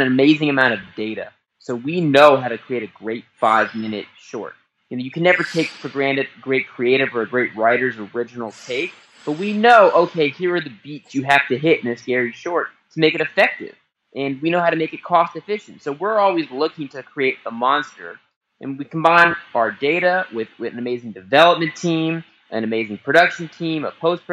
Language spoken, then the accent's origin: English; Los Angeles, California, United States; I grew up in Los Angeles.